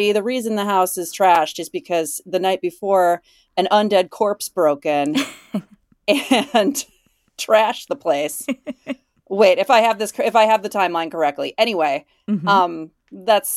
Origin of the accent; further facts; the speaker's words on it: Illinois, United States; moved away as an adult; also born or lived in Chicago / Minneapolis; where I grew up in Illinois